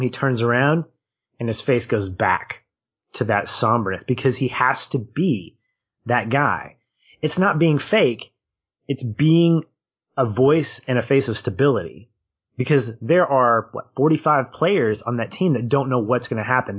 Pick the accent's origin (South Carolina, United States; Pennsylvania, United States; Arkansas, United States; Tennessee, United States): Arkansas, United States; you and I, we're from Arkansas